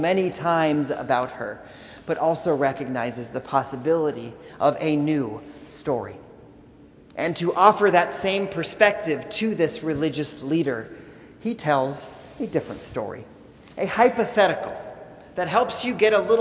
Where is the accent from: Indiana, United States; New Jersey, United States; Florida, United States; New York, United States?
Indiana, United States; We grew up in Indiana